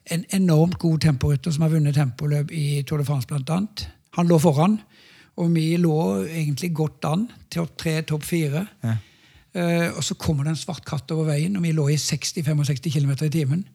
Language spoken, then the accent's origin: Norwegian; Norway; hjemme i Norge